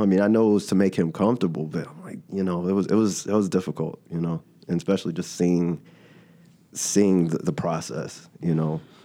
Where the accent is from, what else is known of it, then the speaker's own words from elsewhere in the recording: Dallas, Texas, United States; I'm originally from Dallas